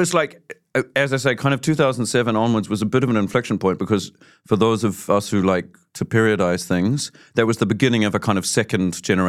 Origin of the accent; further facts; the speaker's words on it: Auckland, New Zealand; moved away as an adult; now in Germany; I grew up in Auckland, but I live in Germany.